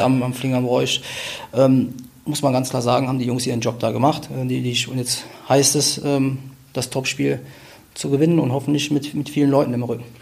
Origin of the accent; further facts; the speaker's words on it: Wuppertal, North Rhine-Westphalia, Germany; also born or lived in Cologne; Ich bin am Ölberg aufgewachsen